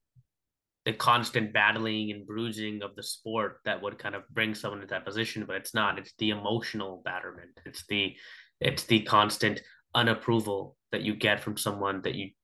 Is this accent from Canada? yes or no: yes; Canada; we're Canadian